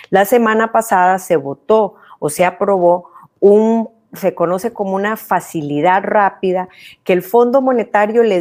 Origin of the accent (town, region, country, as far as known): Costa Rica